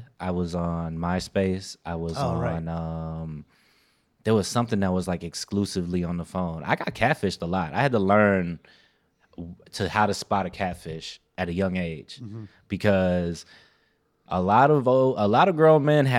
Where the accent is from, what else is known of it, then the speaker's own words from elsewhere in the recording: Chicago, Illinois, United States; I'm born out west.